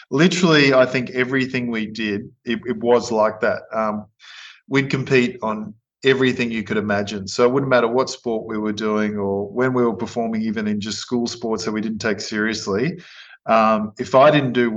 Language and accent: English; Queensland, Australia; also born or lived in Innisfail; growing up in Queensland, it's obviously a beautiful place to grow up